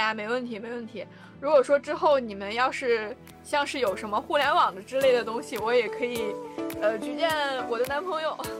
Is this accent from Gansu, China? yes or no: yes; Gansu, China; moved away; 我们老家都是甘肃的嘛，然后我们在甘肃这边儿也去拓展了一些餐饮业